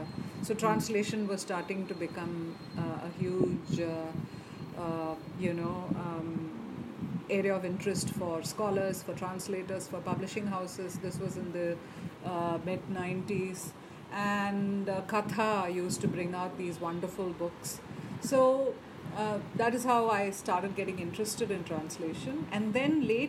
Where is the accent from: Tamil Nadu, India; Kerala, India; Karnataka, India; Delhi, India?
Tamil Nadu, India; Chennai; I grew up in Madras, born and raised there.